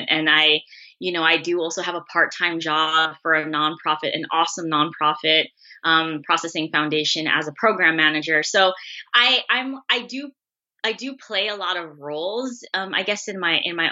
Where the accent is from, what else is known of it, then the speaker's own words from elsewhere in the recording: San Francisco, California, United States; I'm born and raised in San Francisco.